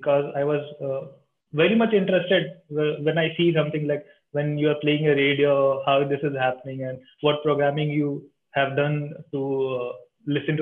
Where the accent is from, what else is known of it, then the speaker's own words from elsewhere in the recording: India; from India